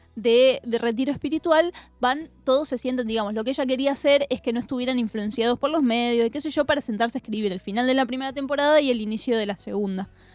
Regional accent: Argentina; nosotros como argentinos

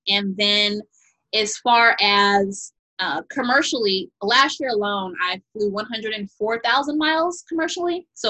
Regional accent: Chicago, Illinois, United States; also born or lived in San Bernardino, California; now in Los Angeles, United States; I'm originally from the south side of Chicago and in San Bernardino, California.

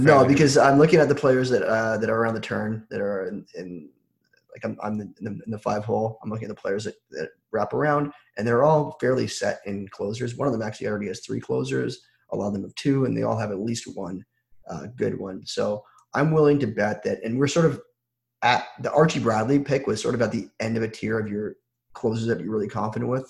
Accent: Toronto, Ontario, Canada; I'm from Toronto

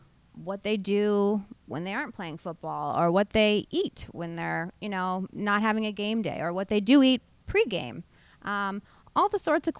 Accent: outside of Philadelphia, Pennsylvania, United States; I am from outside of Philly

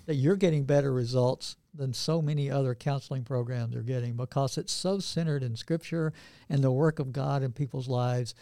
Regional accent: Northeast Georgia, United States; also born or lived in Atlanta, Georgia; I grew up in Northeast Georgia

